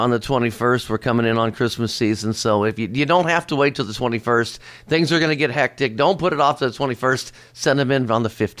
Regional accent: Cincinnati, Ohio, United States; from Cincinnati, Ohio.

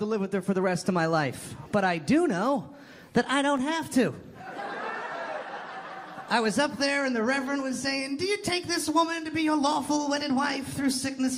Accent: Toronto, Ontario, Canada; I'm from Toronto

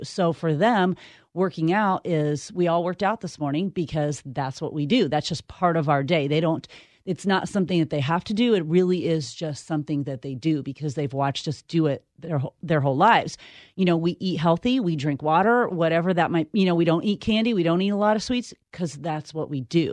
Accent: Midwest, United States; growing up in the Midwest

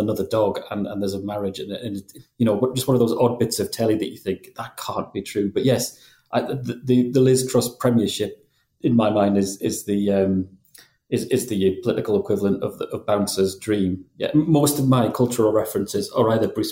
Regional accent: Geordie, North East England, United Kingdom; accent: Geordie; I have a bit of an accent, not a strong Geordie accent by any means

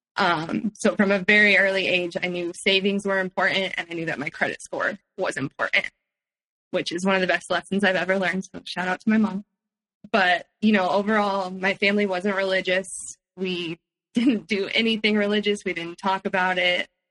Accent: Palo Alto, California, United States; also born or lived in San Francisco; I grew up in Palo Alto

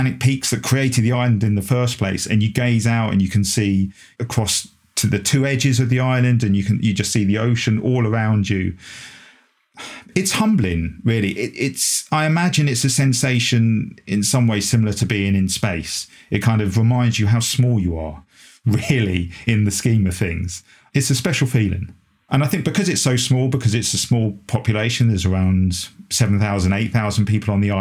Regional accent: London, United Kingdom; a Londoner born and bred, a South Londoner born and bred, in fact

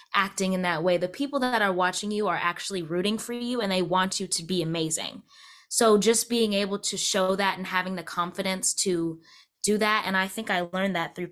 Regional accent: Wake Forest, North Carolina, United States; I'm from Wake Forest

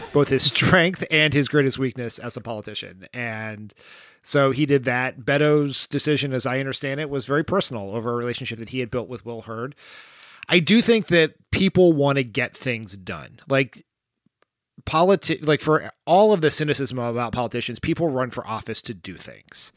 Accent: Delaware, United States; I am from Delaware.

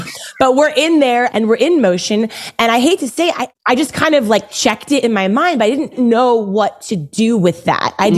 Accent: Baltimore, Maryland, United States; I grew up in Baltimore and I went to an all-girls Catholic high school

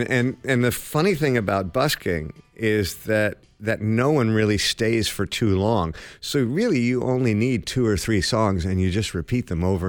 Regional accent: Toronto, Ontario, Canada; born or raised there; also born or lived in London, England / Los Angeles

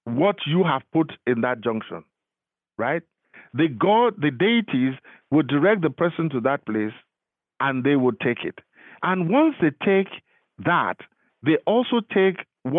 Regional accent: Lagos, Nigeria; moved away as an adult; now in Florida, United States; I am from Lagos. I was born and bred in Lagos.

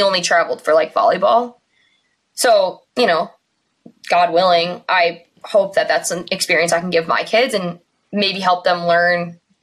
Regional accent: Burlington, United States; growing up in Burlington was the best thing ever for so many reasons

